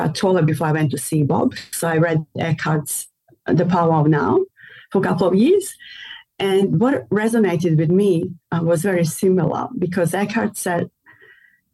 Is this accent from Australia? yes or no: yes; Melbourne, Victoria, Australia; I'm from Australia